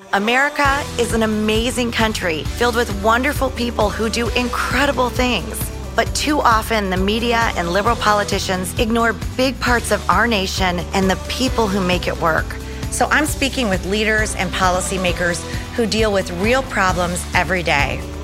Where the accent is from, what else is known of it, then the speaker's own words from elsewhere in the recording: Austin, Texas, United States; In Austin, Texas.